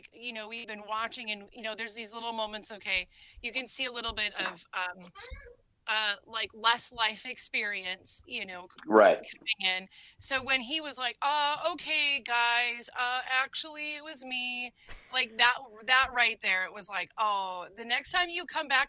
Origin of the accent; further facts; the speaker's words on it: Iowa, United States; hey guys, I'm from Iowa.